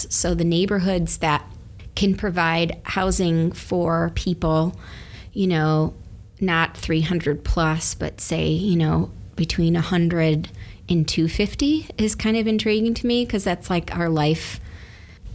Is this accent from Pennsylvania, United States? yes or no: no; Detroit, Michigan, United States; I grew up in Lafayette Park in one of the Mies van der Rohe townhouses right at Lafayette and Rivard